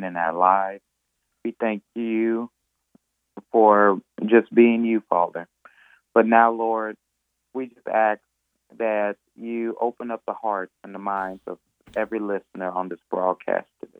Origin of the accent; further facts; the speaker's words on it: McComb, Mississippi, United States; also born or lived in New Orleans, Louisiana; I was born in New Orleans, Louisiana, but from the time I was 6 years old, I grew up in Macomb, Mississippi, graduated from Macomb High School, graduated from Mississippi College